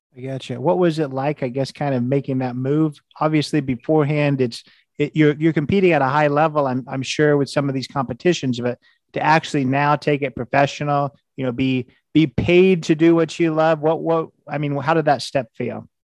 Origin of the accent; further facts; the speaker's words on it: Indiana, United States; I'm from Indiana, I live in Indianapolis